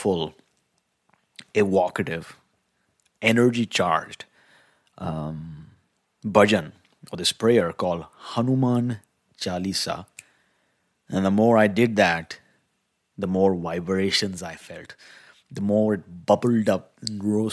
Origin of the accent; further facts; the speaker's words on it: India; growing up in India